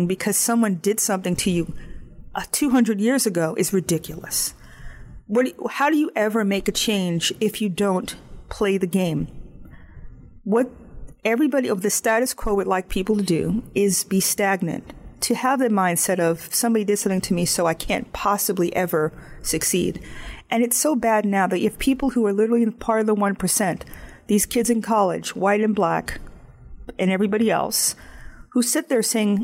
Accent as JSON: {"language": "English", "country": "United States", "said": "I live in the United States. I'm not a South African. I'm not a Canadian. And I have certain norms that I grew up with that makes me proud of my country."}